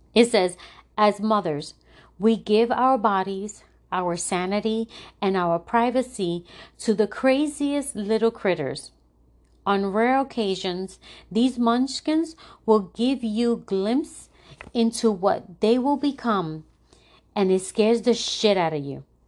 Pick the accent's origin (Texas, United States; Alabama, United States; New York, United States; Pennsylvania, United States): New York, United States; New York City; moved away as an adult; now in Florida, United States; I'm originally from New York. And, um, I'm from the, from the South Bronx, which is a tough area in, in New York